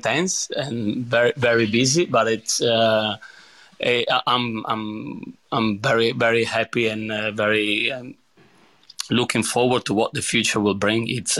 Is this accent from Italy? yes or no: yes; Padua, Veneto, Italy; born there; English is a second language; So I was born in Padova, which is a small town in the Veneto region, right in the middle between Venice and Verona.